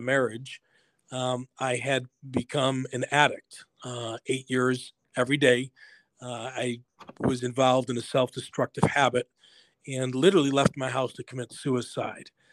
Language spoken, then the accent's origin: English; Buffalo, New York, United States; I grew up in Buffalo, New York.